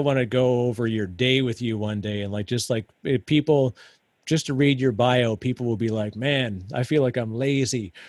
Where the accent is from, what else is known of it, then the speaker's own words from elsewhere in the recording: Canada; As a Canadian, my Canadianism still come out